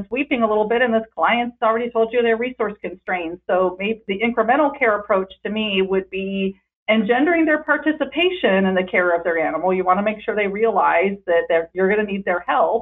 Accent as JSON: {"language": "English", "region": "Northern California", "country": "United States", "moved": "yes", "lives_now": "Southern California, United States", "said": "I'm from Northern California."}